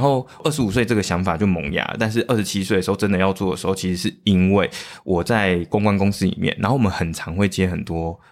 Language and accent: Chinese; Changhua County, Taiwan; moved away as an adult; now in Taipei, Taiwan; 我是北漂嘛，我是，我是彰化人，但是我北漂到台北